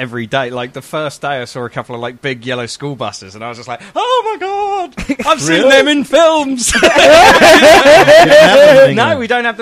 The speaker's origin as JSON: {"language": "English", "region": "London", "country": "United Kingdom", "said": "I'm from London"}